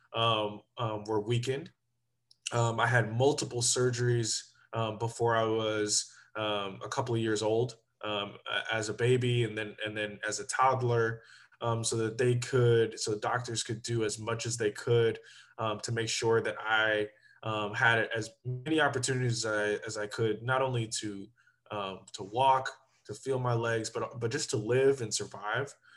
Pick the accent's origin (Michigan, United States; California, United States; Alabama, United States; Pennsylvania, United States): California, United States; Sacramento; also born or lived in Berkeley, California / Arizona / Oregon / Washington, D.C.; I grew up in Sacramento